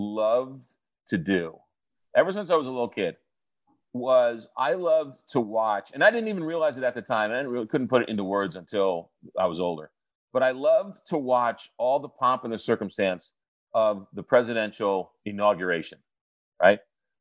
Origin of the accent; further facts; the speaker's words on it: United States; I'm an American